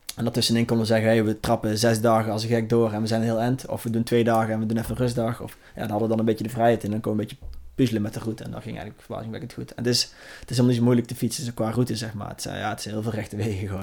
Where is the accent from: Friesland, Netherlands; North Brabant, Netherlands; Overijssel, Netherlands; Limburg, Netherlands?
North Brabant, Netherlands; Langenboom; ik kom dus uit Larenboom